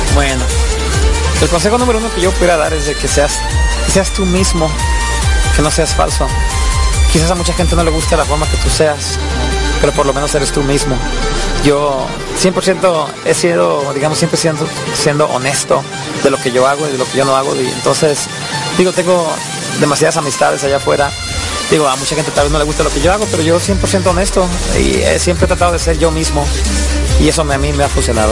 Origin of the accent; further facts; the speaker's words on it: Mexico; now in United States; Yo soy de México, tengo 20 años en Estados Unidos